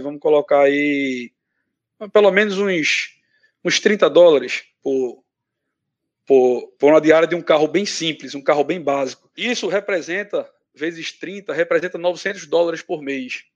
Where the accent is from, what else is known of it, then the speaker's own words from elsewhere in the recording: Brazil; moved away as an adult; now in United States; sou advogado no Brasil, Emigrei é, imigrei para cá, para os Estados Unidos, faz um ano e oito meses